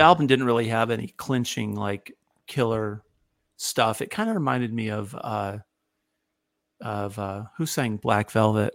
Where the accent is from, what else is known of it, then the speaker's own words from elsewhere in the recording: near Ithaca, upstate New York, United States; now in Nashville, United States; I'm originally from upstate New York. I grew up near Ithaca and uh, live in Nashville for the, for the, most of my life.